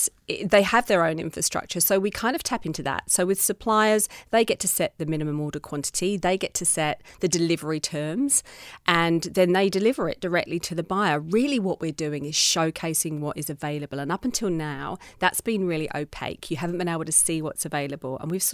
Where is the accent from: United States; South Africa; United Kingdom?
United Kingdom; England; that in my childhood growing up, except that I embraced the beauty of the countryside, which is where I was born in England.